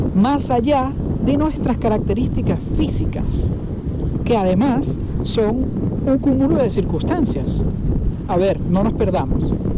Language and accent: Spanish; Venezuela; moved away; yo vengo de Venezuela para los que obviamente lo saben y para los que no. Y en Venezuela durante muchísimo tiempo yo vivía